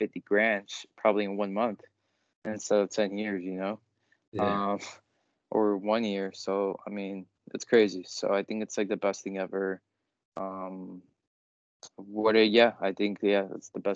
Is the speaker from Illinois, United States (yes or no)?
yes; outside of Chicago, Illinois, United States; We grew up out here outside of Chicago